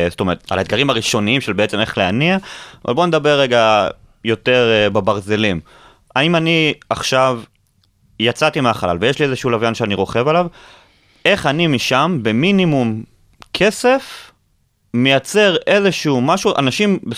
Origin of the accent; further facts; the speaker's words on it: Israel; אותי אישית כישראלי זה, זה מרגש בקטע מדהים.